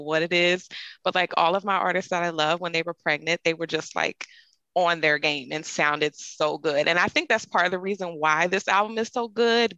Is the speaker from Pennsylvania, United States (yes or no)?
yes; Philadelphia, Pennsylvania, United States; I'm from Philadelphia, Pennsylvania